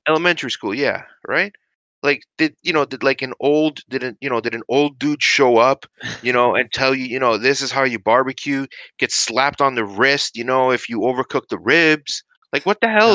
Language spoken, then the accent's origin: English; New York, United States; accent: New York; now in Canada; I grew up in the States, right? I grew up from in New York. That's maybe why uh well maybe why you're hearing a well, you might recognize a bit of a New York accent